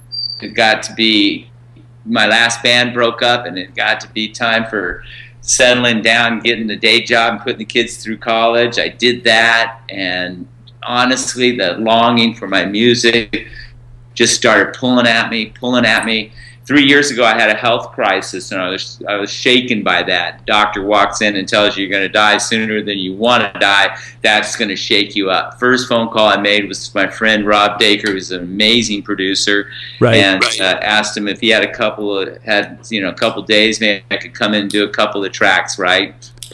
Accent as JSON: {"language": "English", "town": "Rome", "region": "Lazio", "country": "Italy", "tie": "born or raised there", "said": "I didn't. I grew up in a military family. We traveled a lot. I picked Rome, Italy as my hometown because that's where I lived the longest when I was in my formative years."}